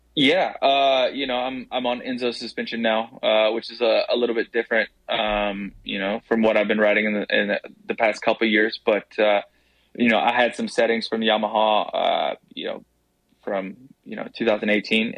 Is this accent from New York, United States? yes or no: no; Tennessee, United States; I'm I'm from Tennessee